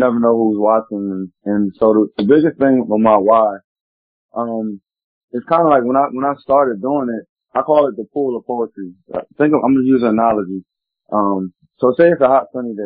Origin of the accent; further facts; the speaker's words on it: Philadelphia, Pennsylvania, United States; Specifically I'm from Philly